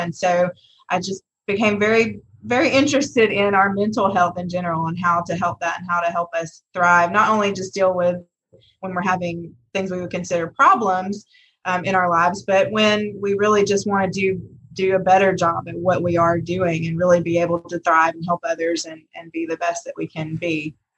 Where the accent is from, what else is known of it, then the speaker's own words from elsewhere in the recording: Rome, Georgia, United States; I'm a Rome Rome native. I grew up in Rome.